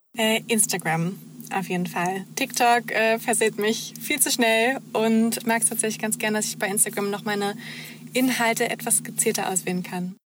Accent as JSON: {"language": "German", "town": "Heidensleben", "region": "Saxony-Anhalt", "country": "Germany", "tie": "born or raised there", "moved": "as an adult", "lives_now": "Leipzig, Germany", "said": "komme gebürtig aus der Nähe von Magdeburg, ähm, Heidensleben"}